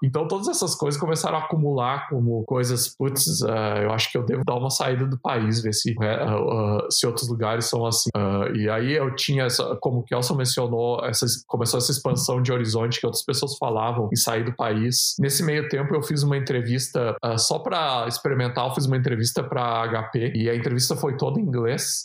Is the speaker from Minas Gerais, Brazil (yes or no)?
no; São Francisco de Paula, Rio Grande do Sul, Brazil; moved away as an adult; now in Dublin, Ireland; eu sou da cidade de São Francisco Paula, uma cidade bem pequena na Serra Gaúcha